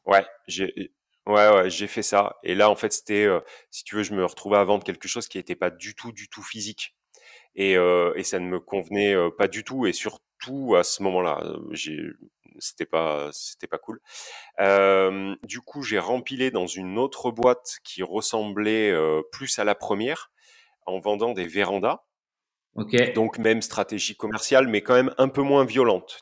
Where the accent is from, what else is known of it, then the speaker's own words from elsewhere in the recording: Basque Country, Nouvelle-Aquitaine, France; now in Auvergne-Rhône-Alpes, France; Je suis euh, originaire du Pays Basque